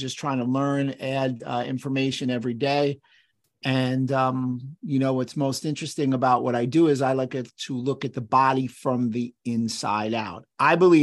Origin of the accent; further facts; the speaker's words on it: New York City, New York, United States; I grew up in New York City in the borough of the Bronx